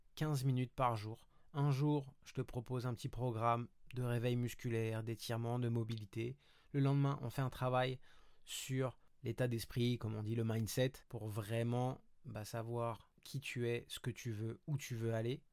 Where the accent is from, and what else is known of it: Paris, Île-de-France, France; moved away as an adult; also born or lived in Montreal, Canada; now in Côte d'Azur, France